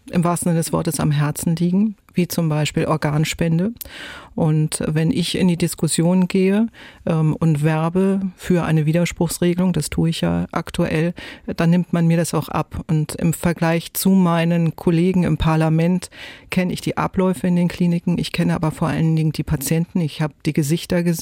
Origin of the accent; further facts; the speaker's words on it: Neumünster, Schleswig-Holstein, Germany; Denn die Form erinnert mich an die Landkarte meiner Heimat Schleswig-Holstein mit meinem Geburtsort Neumünster.